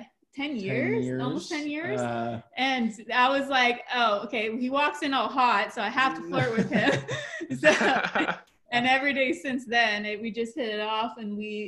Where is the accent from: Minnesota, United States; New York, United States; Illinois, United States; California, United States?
California, United States; Hollister; also born or lived in Half Moon Bay, California; I was in my hometown still, because that's where we met in Hollister, California.